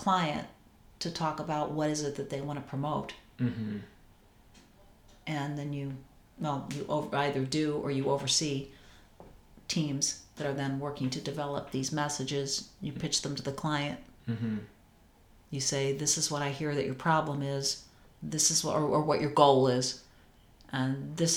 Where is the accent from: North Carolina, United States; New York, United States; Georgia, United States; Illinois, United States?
Illinois, United States; Evanston; also born or lived in Glen Ellyn / Elmhurst / Oak Park; I was from Evanston